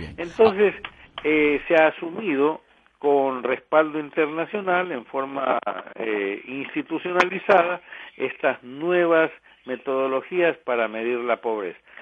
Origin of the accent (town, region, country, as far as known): Ecuador